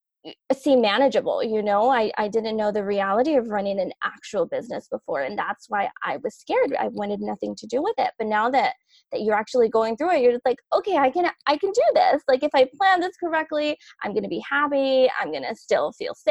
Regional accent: Los Angeles, California, United States; I grew up in South

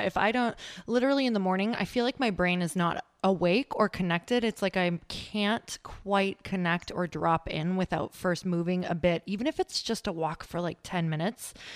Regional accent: Midwest, United States; moved away; we're from the Midwest, my husband

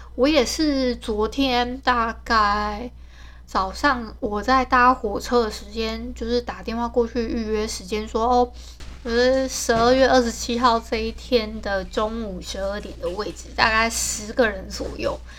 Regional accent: Hualien, Hualien County, Taiwan; 像我是本来就是 外地人嘛，因为我是花莲人

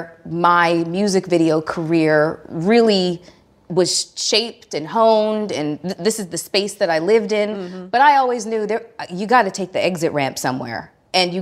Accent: Toronto, Ontario, Canada; moved away as an adult; now in United States; I'm originally from Toronto, Ontario, Canada.

